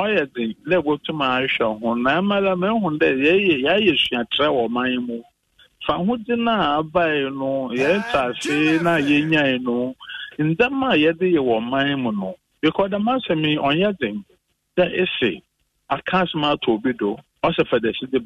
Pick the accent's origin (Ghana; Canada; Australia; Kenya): Ghana; as a Ghanaian and as a citizen